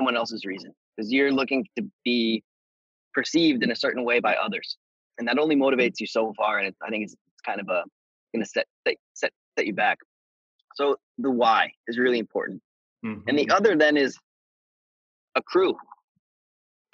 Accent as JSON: {"language": "English", "country": "United States", "said": "as an American"}